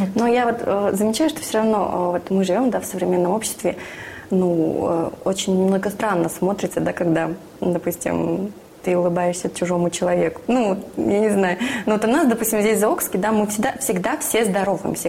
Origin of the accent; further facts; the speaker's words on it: Siberia, Russia; я сама из Сибири